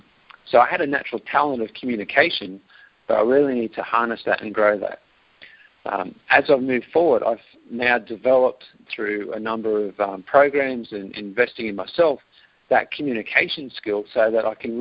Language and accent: English; Australia; accent: Australian; Yes, live in Australia, and for those US listeners today, enjoy my accent. I do hear it does come across quite strong.